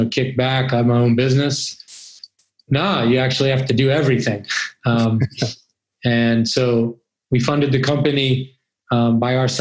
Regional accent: New York, United States; I grew up in New York

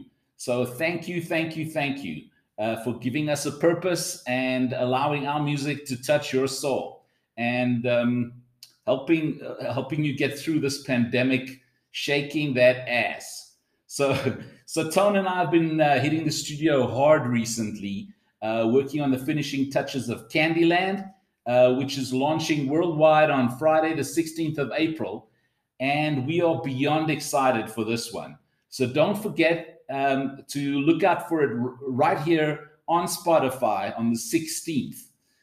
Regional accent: South Africa; accent: South African; also born or lived in Los Angeles; As you can hear, we're from South Africa, although I lived in LA for a bit when I was a kid. So my accent isn't always Safa.

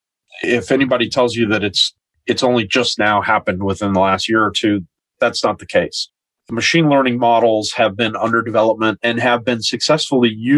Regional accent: United States; moved away as an adult; now in New Zealand; I'm originally from the United States

